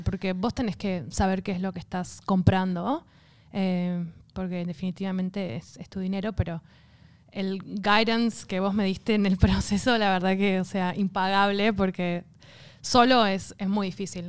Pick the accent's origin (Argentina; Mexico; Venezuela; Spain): Argentina; now in Australia